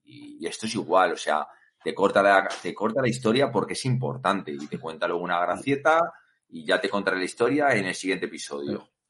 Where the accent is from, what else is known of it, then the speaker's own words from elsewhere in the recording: Madrid, Community of Madrid, Spain; Víctor y yo somos de Madrid